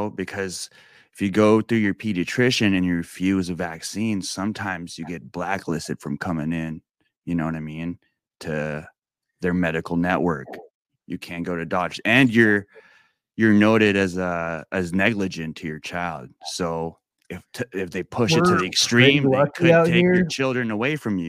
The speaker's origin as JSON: {"language": "English", "country": "Philippines", "said": "I'm Filipino, and I don't know if you are familiar with any Filipinos in your circle or your community or in your audience"}